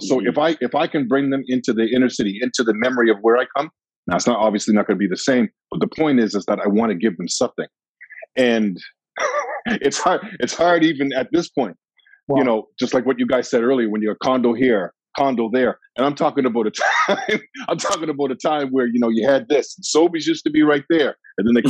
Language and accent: English; Halifax, Nova Scotia, Canada; growing up on Gottigan Street, walking down Gottigan Street, you'd never ever see anybody from outside of the community